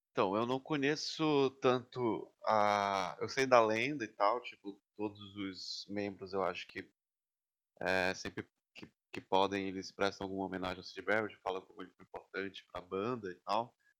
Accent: Belém, Pará, Brazil; also born or lived in São Paulo; now in New York, United States; eu sou de Belém, conheci o boi em São Paulo e agora estou trancado faz setenta e poucos dias em Nova York

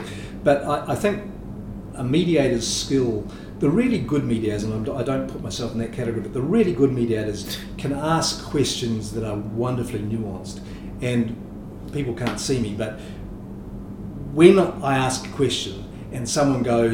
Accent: New Zealand; also born or lived in Singapore; I'm grateful to be a New Zealander in 2020

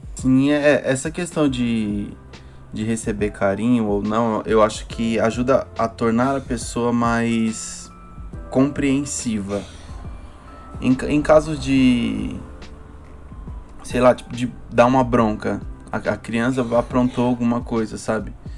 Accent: São Paulo, Brazil; onde eu moro, que é onde eu fui, onde eu cresci, onde eu fui criado

